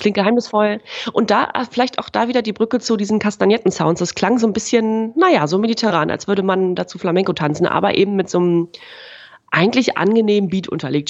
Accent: East Germany, Germany; bei uns im Osten

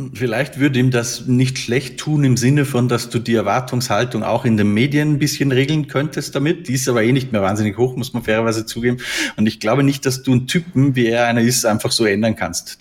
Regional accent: Austria; bei uns in Österreich

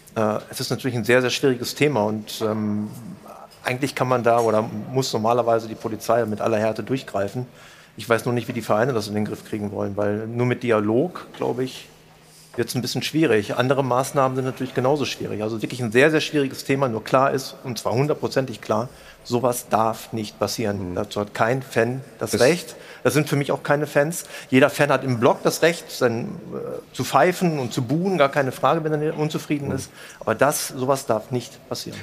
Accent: Bielefeld, North Rhine-Westphalia, Germany; Bielefeld ist ja meine Heimat, ich bin ja Ostwestfale

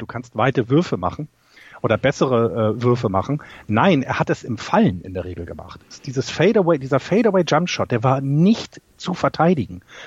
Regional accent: Hamburg, Germany; bei uns in meinem äh, Stadtteil in Hamburg, wo ich aufgewachsen bin

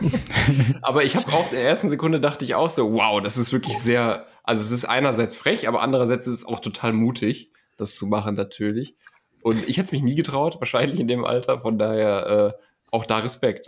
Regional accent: Germany; als Deutscher

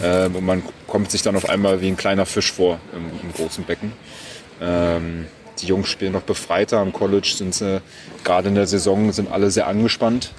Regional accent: Berlin, Germany; ich komme aus Berlin ursprünglich. Mhm. Ähm, meine Eltern äh, haben eine Konditorei, da bin ich groß geworden

